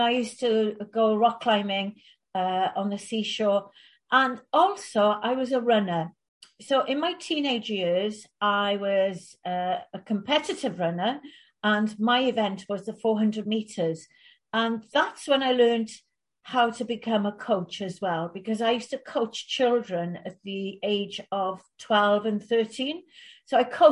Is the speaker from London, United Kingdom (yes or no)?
no; West Wales, United Kingdom; also born or lived in Bangor, North Wales; I grew up in West Wales